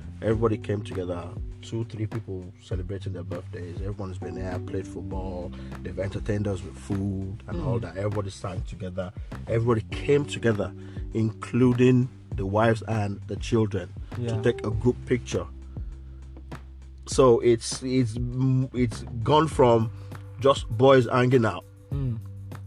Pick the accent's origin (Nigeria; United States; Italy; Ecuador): Nigeria; moved away; from Nigeria, from growing up in Nigeria